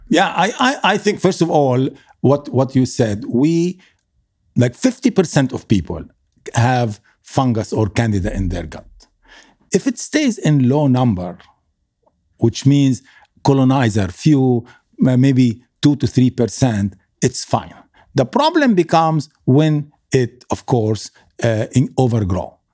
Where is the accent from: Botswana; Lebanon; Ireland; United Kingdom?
Lebanon; moved away; also born or lived in Kuwait; I come from Lebanon